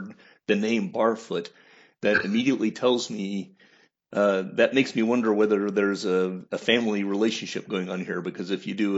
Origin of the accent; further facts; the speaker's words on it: United States; also born or lived in Indiana / Kentucky; I grew up in Indiana and Kentucky.